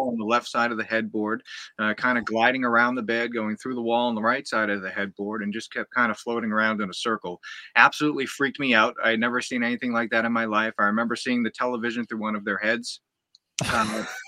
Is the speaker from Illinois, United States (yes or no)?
no; Massachusetts, United States; I grew up in Massachusetts, here in the United States